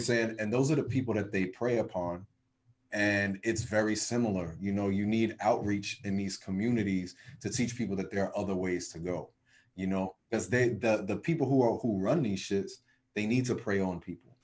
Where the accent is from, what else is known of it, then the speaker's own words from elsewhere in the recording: New Jersey, United States; my home state of New Jersey